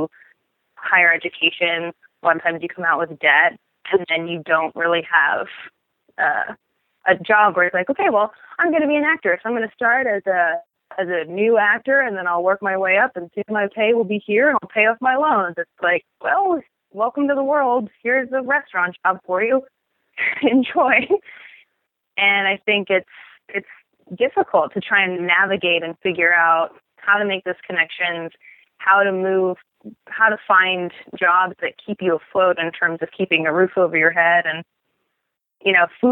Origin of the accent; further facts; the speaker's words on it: Portland, Oregon, United States; I grew up in Oregon.